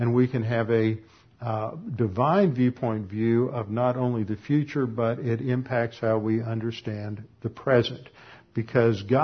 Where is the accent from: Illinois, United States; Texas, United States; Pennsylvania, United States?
Texas, United States; moved away; also born or lived in Connecticut; I'm a Texan